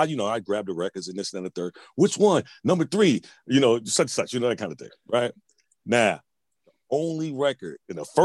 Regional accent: Chicago, Illinois, United States; moved away; Originally from Chicago, South Side

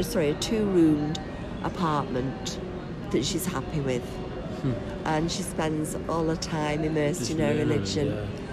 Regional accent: England, United Kingdom; No, but we're very English

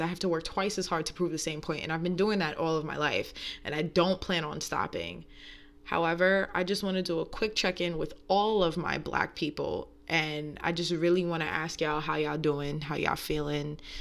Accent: New York, United States; moved away; growing up in New York is a different take

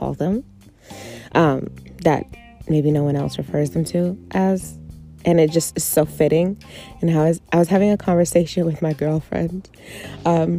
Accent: New York City, New York, United States; moved away; I grew up in New York City. I lived there 21 years. I lived in other places too, but New York City is mostly where I'm from

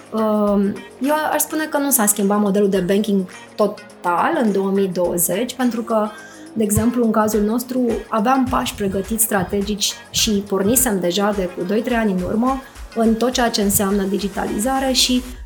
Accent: Bucharest, Romania; sunt bucureștean

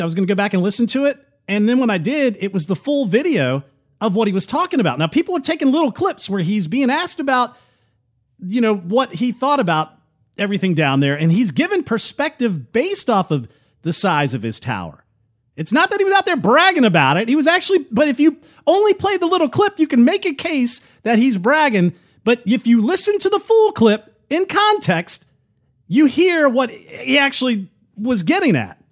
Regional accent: United States; as an American

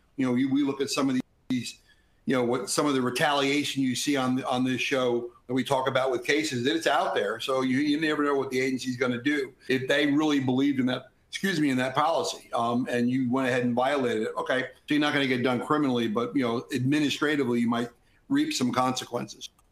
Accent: Jersey Shore, New Jersey, United States; I grew up in the Jersey Shore

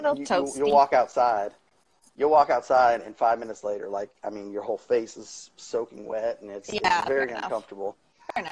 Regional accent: Illinois, United States; also born or lived in Colorado; now in the South, United States; I grew up in the Midwest of the country in Illinois, and so we had all four seasons.

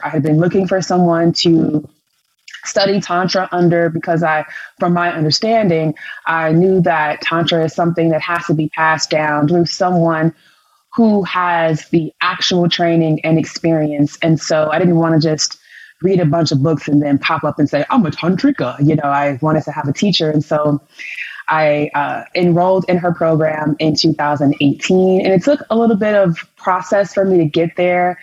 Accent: Chicago, Illinois, United States; I'm from Chicago, Illinois

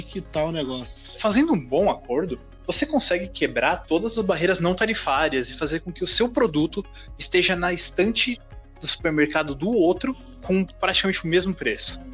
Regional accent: Brazil; aqui o Brasil

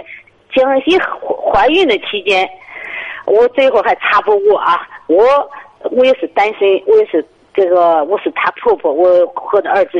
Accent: Henan, China; 我是河南的。

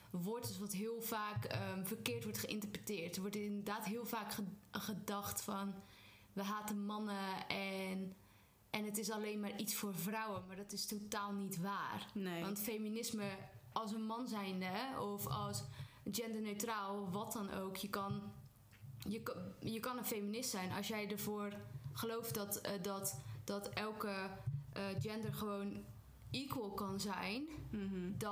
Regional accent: Zeeland, Netherlands; En ik ben Zeeuws en ik ben een hele trotse Zeeuw.

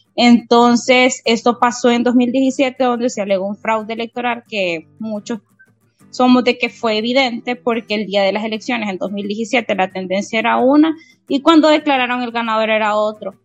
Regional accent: Honduras; lo digo como hondureña

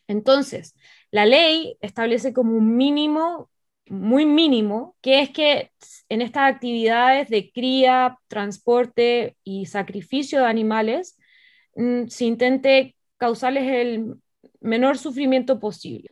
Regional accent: Chile; moved away as an adult; now in Barcelona, Spain; yo soy abogada de la Universidad de Chile. Entonces yo estudié Derecho en Chile, trabajé unos años en Chile y después eh, me mudé a Barcelona

